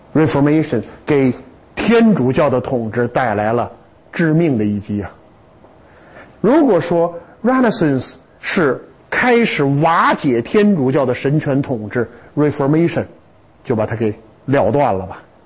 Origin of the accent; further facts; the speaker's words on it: China; 我们中国人聪明极了